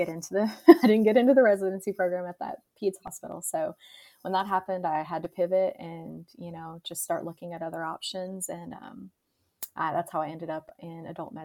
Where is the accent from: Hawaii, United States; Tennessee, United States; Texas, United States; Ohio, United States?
Tennessee, United States; West; moved away as an adult; also born or lived in Nashville, Tennessee; now in Atlanta, Georgia, United States; I'm originally from Tennessee. I was born and raised in a really small town in West Tennessee